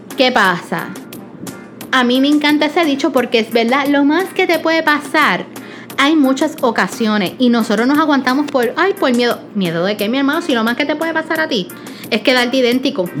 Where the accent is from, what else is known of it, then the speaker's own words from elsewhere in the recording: Puerto Rico; como buen boricua